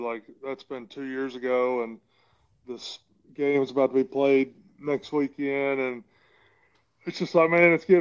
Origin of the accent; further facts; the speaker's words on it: Florence, Alabama, United States; moved away as an adult; also born or lived in Murfreesboro, Tennessee / Los Angeles, California; now in Jacksonville, United States; born and raised in Florence, Alabama